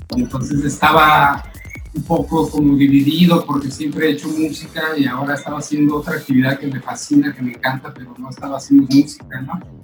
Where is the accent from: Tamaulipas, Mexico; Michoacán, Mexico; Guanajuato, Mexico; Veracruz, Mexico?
Michoacán, Mexico; now in Playa del Carmen, Mexico; origen michoacano, platicando actualmente en Playa del Carmen.